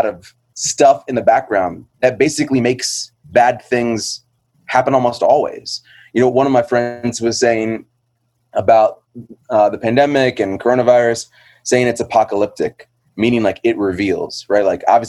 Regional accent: Iowa, United States; also born or lived in Indianapolis; now in New Haven, United States; But I'm from New Haven, originally from Iowa and Indianapolis. But at this point, I can just say New Haven. I've been there since 2004 and love that city.

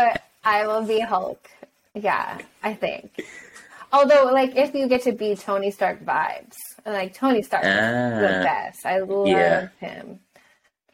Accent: Canada; I'm Canadian

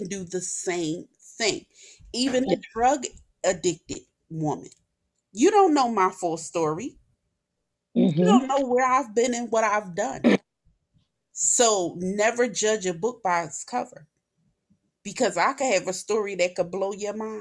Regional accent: Philadelphia, Pennsylvania, United States; I was born and raised in North Philly

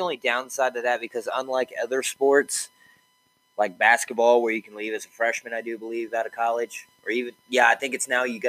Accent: Texas, United States; I am from Texas, so.

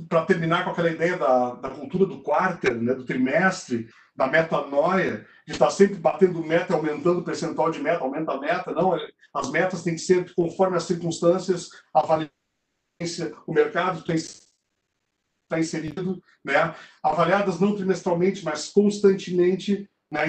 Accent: South Region, Brazil; eu e tu, somos do Sul

